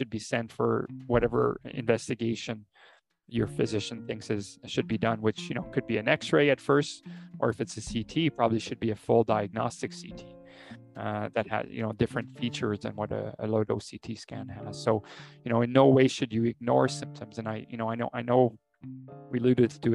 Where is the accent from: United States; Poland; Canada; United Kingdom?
Canada; I, as a Canadian